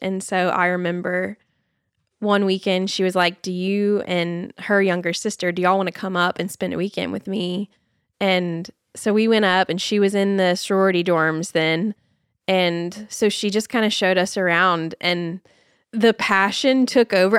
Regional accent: Nashville, Tennessee, United States; I am born and raised fifth generation Nashvilleian

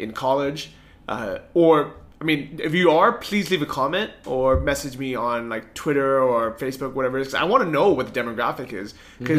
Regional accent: San Francisco, California, United States; moved away; growing up in San Francisco

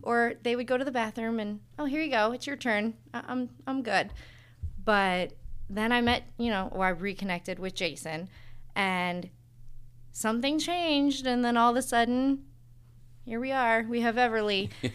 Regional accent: Hartville, Ohio, United States; moved away as an adult; now in Tallmadge, United States; I grew up in Hartville. I went to Lake High School

